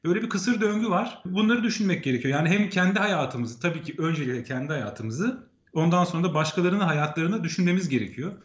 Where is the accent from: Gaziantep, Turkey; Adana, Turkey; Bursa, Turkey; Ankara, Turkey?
Ankara, Turkey; moved away as an adult; now in Copenhagen, Denmark; Ben doğma büyüme Ankaralıyım